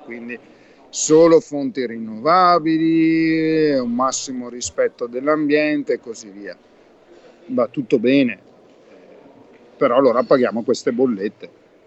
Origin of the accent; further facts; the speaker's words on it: Verona, Veneto, Italy; io sono veronese in realtà